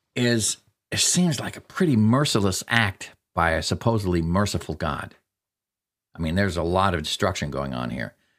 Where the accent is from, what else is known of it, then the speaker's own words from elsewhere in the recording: Alaska, United States; I grew up in Alaska